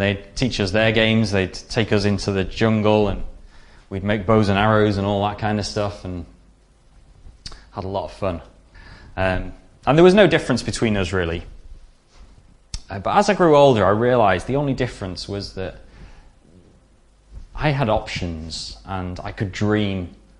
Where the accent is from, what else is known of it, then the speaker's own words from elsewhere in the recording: DR Congo; Growing up in Zaire, as it was then, the Congo, there was me and my sister in the village, and there was no other whites